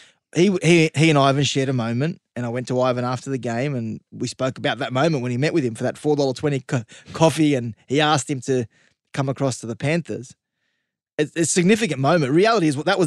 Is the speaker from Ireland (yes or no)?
no; Sydney, New South Wales, Australia; I grew up in Western Sydney